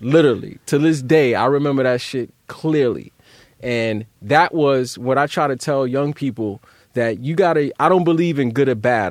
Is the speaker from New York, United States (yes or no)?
yes; New York City, New York, United States; growing up in Brownsville